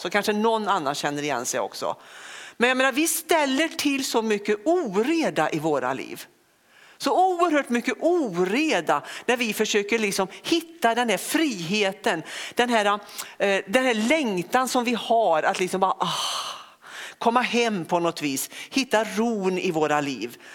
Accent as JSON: {"language": "Swedish", "area": "Västergötland", "region": "Västra Götaland", "country": "Sweden", "also_born_or_lived": "Lidköping", "moved": "yes", "lives_now": "Örkelljunga, Sweden", "said": "Och sen är jag ingen skåning utan jag är en ren västgöte."}